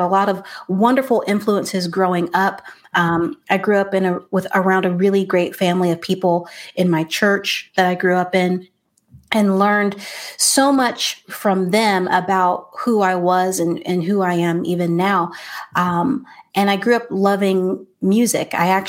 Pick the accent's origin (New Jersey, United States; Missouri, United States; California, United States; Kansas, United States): California, United States; born there; Yeah, so I was born in California. And traveled quite a bit. I was born to military parents